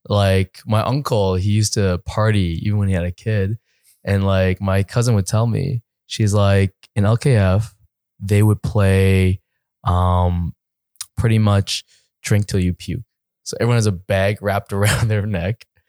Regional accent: East Coast of Canada, Canada; moved away as an adult; now in Los Angeles, United States; I'm from the East

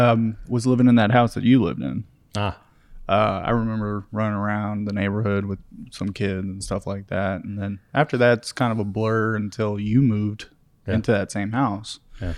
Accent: San José, Costa Rica; born there; Like Ray said, I was born in Costa Rica in 1994, the capital of Costa Rica.

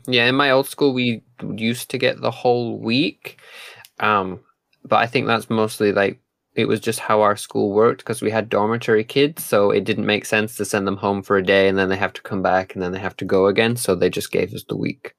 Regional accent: United Kingdom; moved away; also born or lived in Japan

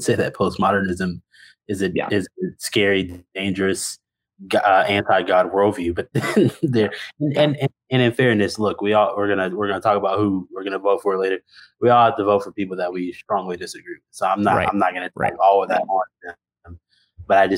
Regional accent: Mississippi, United States; moved away; also born or lived in Texas; I grew up in Mississippi, and so have been in some more conservative spaces in Texas

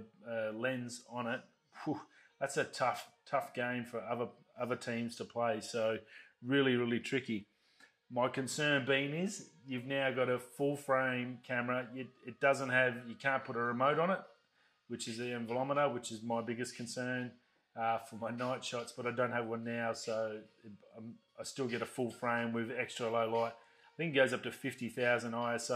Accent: Australia; I'm from Australia

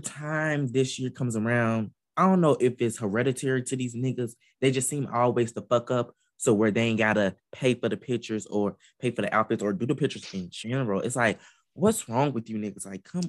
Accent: Atlanta, Georgia, United States; Shout out to my hometown of 404.

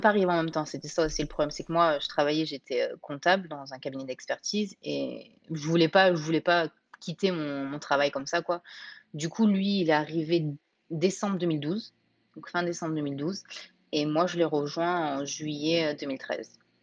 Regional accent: Nice, Provence-Alpes-Côte d'Azur, France; moved away as an adult; also born or lived in Portland, Oregon; now in Camas, United States; On habitait à Nice. On est niçois.

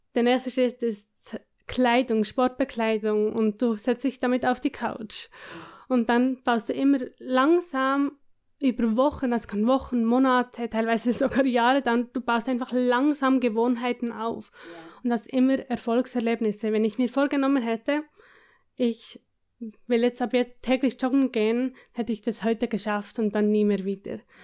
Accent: between Bern and Biel, Switzerland; Ich komme, wie man hört, aus der Schweiz. Aus der Schweiz, ja.

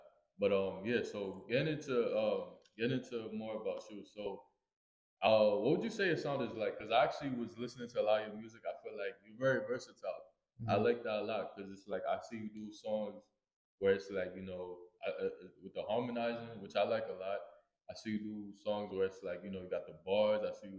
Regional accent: New York, United States; also born or lived in Queens, New York; I'm from Brooklyn, too.

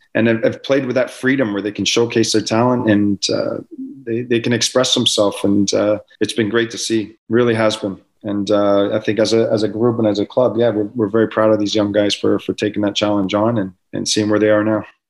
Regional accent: Canada; as a Canadian footballer

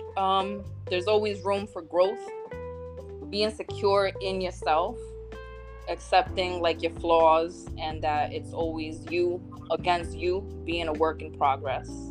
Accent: New Jersey, United States; I am from New Jersey, or Jersey as we say out here

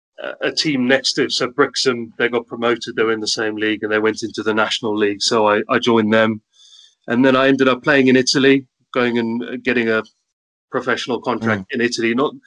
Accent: Table View, Western Cape, South Africa; So I grew up in Tableview. Do you know Tableview?

